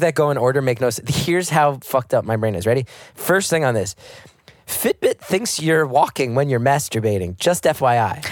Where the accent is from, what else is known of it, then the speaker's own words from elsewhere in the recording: United States; as an American